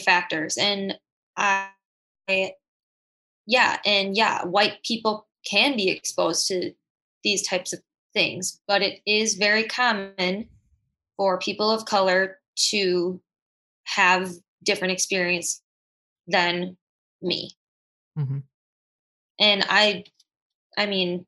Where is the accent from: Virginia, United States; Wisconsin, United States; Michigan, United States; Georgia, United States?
Wisconsin, United States; Janesville; Janesville, Wisconsin, which is predominantly white